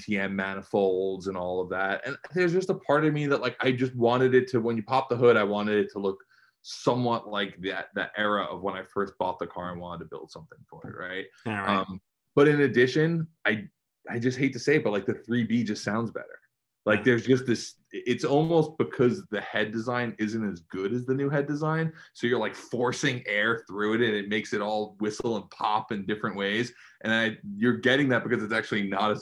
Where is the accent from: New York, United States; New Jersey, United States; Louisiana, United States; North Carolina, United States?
New York, United States; moved away as an adult; I grew up in New York.